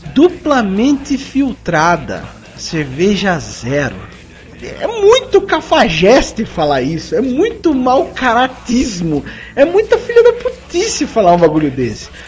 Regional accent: Sorocaba, São Paulo, Brazil; accent: sorocabana; minha pronúncia sorocabana

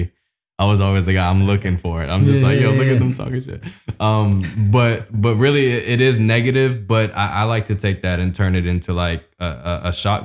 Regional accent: Japan; moved away; also born or lived in Tokyo / Kobe; I was raised in Japan, Tokyo and Kobe.

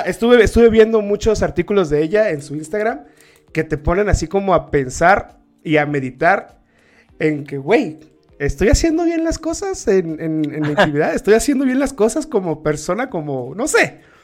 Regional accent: Tabasco, Mexico; now in Querétaro, Mexico; aquí en Querétaro, yo soy de Tabasco, pero estoy en Querétaro

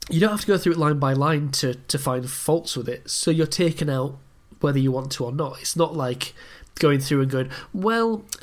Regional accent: Scotland, United Kingdom; yeah, just like does he know I'm Scottish?

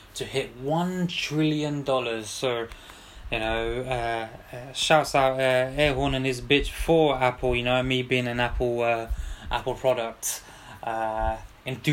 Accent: London, United Kingdom; Got to big up my hometown, my city

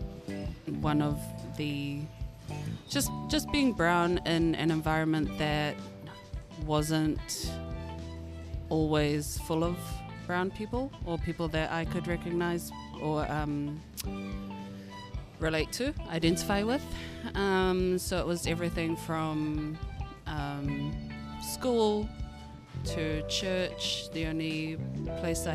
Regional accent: Auckland, New Zealand; I was born and raised in Auckland

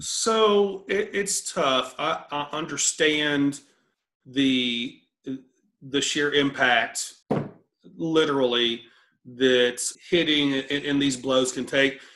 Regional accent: College Station, Texas, United States; I grew up in College Station

